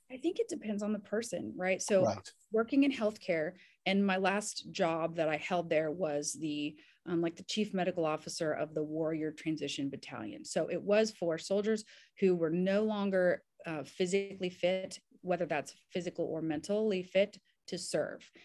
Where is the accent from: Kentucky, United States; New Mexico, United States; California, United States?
Kentucky, United States; Southern; also born or lived in Indiana; now in Nashville, United States; I'm actually technically from Southern Kentucky, and grew up in Kentucky and Indiana here in the US